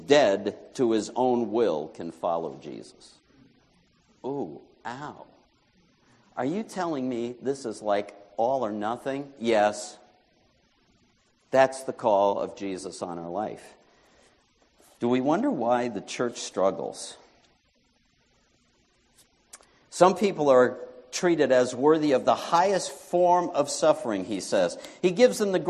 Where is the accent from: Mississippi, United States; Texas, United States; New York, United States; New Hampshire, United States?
New York, United States; moved away; I had applied to come back to my home state of New York